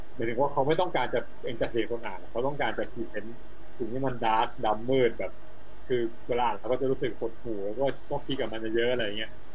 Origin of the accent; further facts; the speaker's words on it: Pak Chong, Nakhon Ratchasima, Thailand; อำเภอปากช่องที่เป็นบ้านเกิดเรา